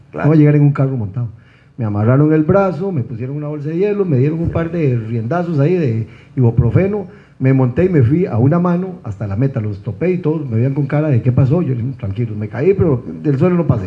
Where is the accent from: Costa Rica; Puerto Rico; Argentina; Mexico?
Costa Rica; soy un costarricense